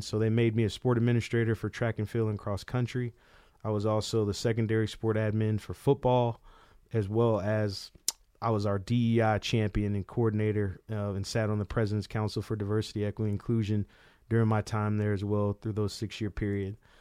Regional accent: Tallahassee, Florida, United States; born or raised there

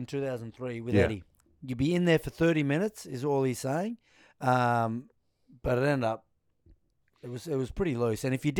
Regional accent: Queanbeyan, New South Wales, Australia; I'm from Queanbeyan.

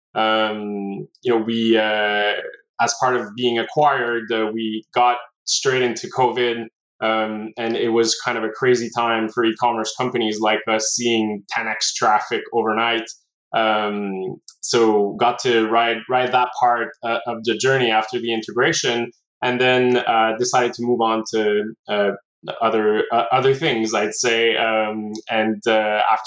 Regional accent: Montreal, Quebec, Canada; Was born and raised in Montreal

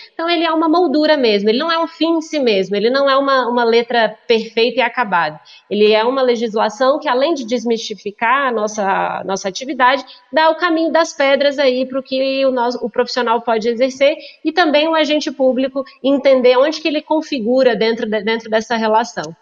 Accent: Brasília, Federal District, Brazil; also born or lived in Belo Horizonte, Minas Gerais; nasci em Belo Belo Horizonte, mas vim para Brasília muito novinha e me criei aqui em Brasília

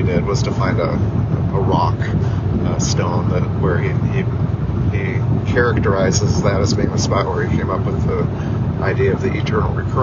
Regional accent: Michigan, United States; my home state of Michigan

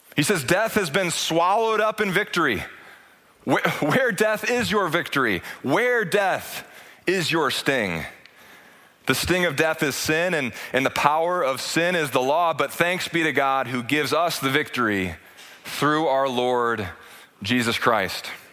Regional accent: United States; as an American

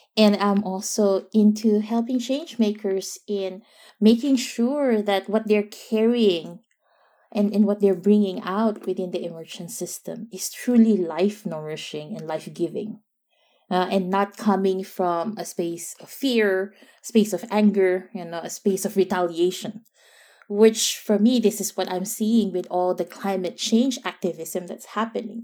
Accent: Philippines; now in Netherlands; being a Filipino and, and being in a, a, a very, yeah, extended

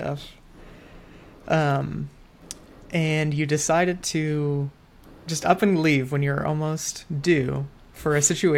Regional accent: Cleveland, Ohio, United States; moved away as an adult; also born or lived in Pittsburgh, Pennsylvania / Los Angeles, California; So me and my wife, so we're both from Cleveland area

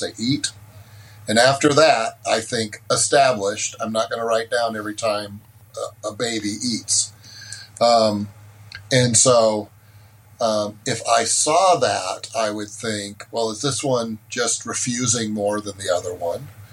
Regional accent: California, United States; my home state of california

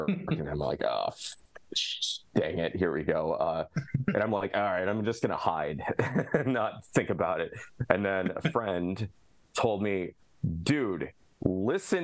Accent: Alpha, Illinois, United States; my hometown of Alpha, Illinois

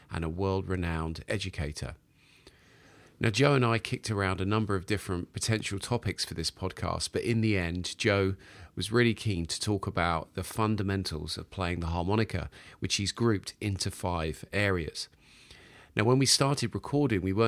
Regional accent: United Kingdom; now in London, United Kingdom; as a Brit

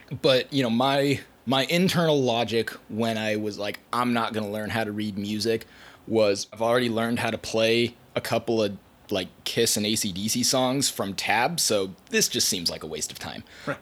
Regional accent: Hillsboro, Oregon, United States; I grew up in Hillsboro, not too far from here

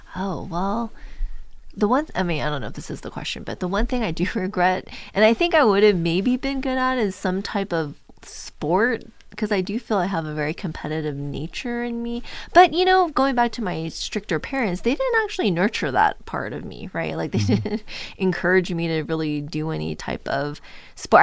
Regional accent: Orange County, California, United States; I grew up in Orange County, so really close

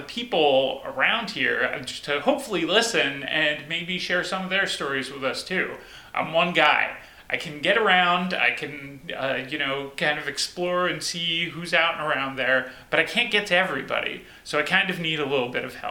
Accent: New Jersey, United States; also born or lived in Boston; now in Hillsboro, United States; I come from New Jersey. My last stop before here was Boston

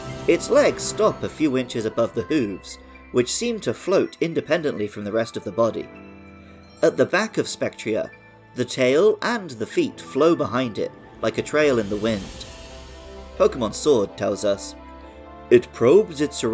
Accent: Somerset, South West England, United Kingdom; I knew quite a few girls growing up in Somerset

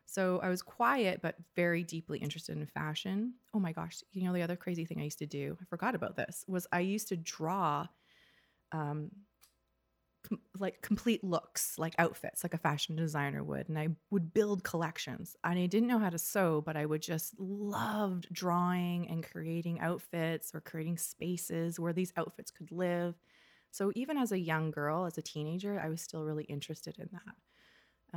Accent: North Vancouver, British Columbia, Canada; also born or lived in Ontario; I grew up in North Vancouver particularly

